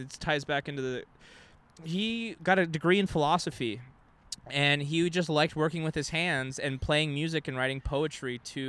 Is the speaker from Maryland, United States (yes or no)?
no; Texas, United States; now in California, United States; when I was growing up in Texas